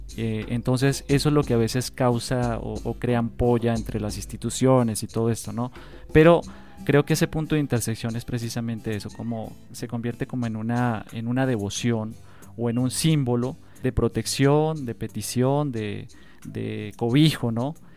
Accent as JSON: {"language": "Spanish", "country": "Colombia", "said": "uno como colombiano"}